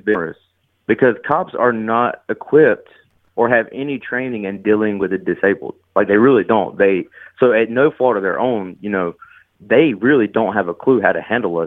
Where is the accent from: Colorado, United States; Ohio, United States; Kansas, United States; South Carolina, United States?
South Carolina, United States; near Greenville, Upstate; I grew up, I'm from South Carolina.